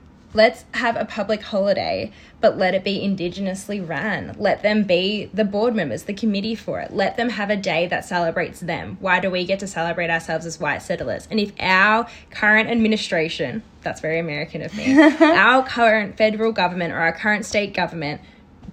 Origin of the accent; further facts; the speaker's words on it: Australia; I love being Australian. I'm so proud to be Australian